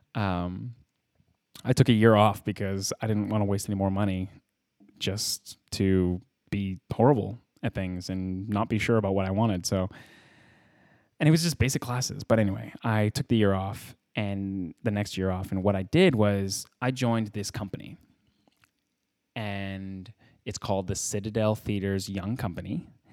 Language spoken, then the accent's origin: English; Edmonton, Alberta, Canada; moved away as an adult; also born or lived in Vancouver; now in Los Angeles, United States; I was raised, I was born in Edmonton, Alberta